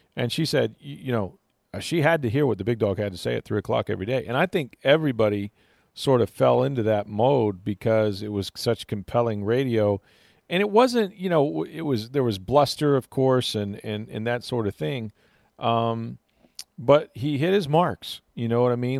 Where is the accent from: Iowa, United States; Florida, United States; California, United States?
Florida, United States; I grew up in Florida